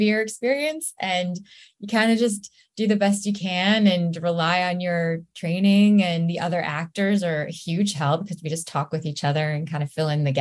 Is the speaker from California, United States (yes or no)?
yes; East Bay, San Francisco Bay Area, California, United States; now in Los Angeles, United States; I grew up in the East Bay in the Bay Area in San Francisco